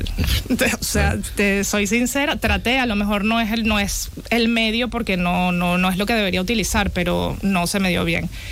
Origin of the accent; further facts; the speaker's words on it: Venezuela; moved away as an adult; also born or lived in Bilbao / Czech Republic; yo nací en Venezuela, soy de padre venezolano y madre italiana. Viví toda, casi toda mi vida en Venezuela